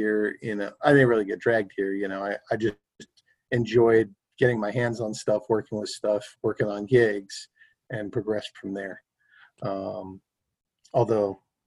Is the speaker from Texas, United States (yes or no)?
no; New York City, New York, United States; I grew up on the Upper West Side